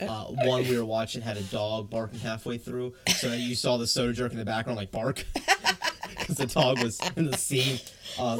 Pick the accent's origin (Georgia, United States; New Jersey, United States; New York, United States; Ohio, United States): Georgia, United States; South; I grew up in South Georgia